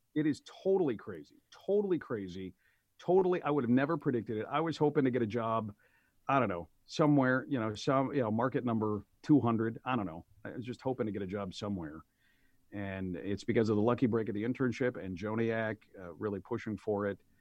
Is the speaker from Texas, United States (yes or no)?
no; Aurora, Illinois, United States; moved away as an adult; also born or lived in Oak Park; moved back to my hometown of Aurora to be by family